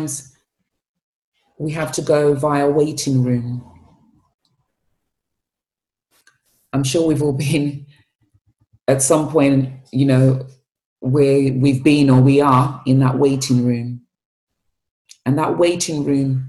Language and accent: English; Sierra Leone; moved away; growing up in Sierra Leone